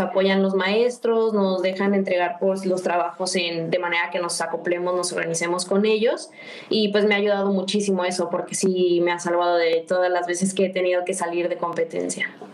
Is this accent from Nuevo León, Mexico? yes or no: no; Guadalajara, Jalisco, Mexico; moved away as an adult; also born or lived in Mexico City; Soy de Guadalajara, aquí pues está mi casa, mi familia